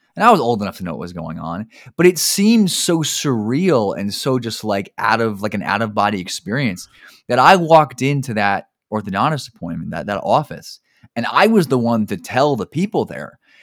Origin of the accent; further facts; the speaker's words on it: New Jersey, United States; I grew up in New Jersey